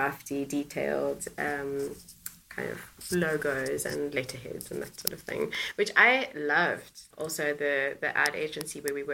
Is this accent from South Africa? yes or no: yes; Cape Town, Western Cape, South Africa; moved away as an adult; now in Netherlands; I grew up in Cape Town in South Africa, and my parents and my family still live there